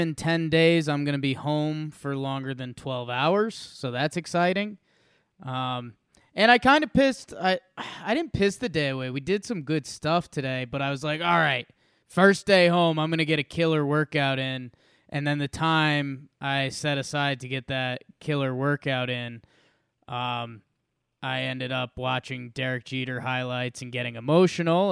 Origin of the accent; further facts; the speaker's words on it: Middlebury, Connecticut, United States; now in Denver, United States; I have one hometown I'm from, Middlebury, Connecticut